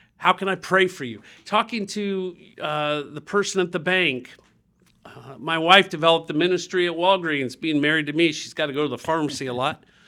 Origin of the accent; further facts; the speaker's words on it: Dayton, Ohio, United States; when I grew up in Dayton, Ohio